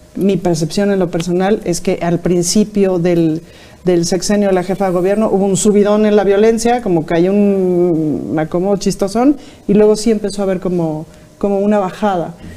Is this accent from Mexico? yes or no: yes; Mexico City, Mexico; yo soy muy chilanga, es decir, conozco esta ciudad de arriba abajo